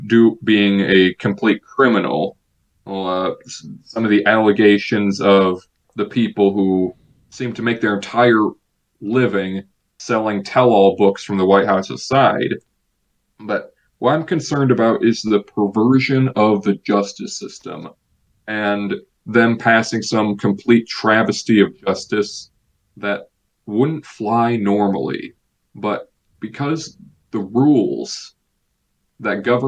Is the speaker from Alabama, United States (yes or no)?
no; Illinois, United States; my home state of Illinois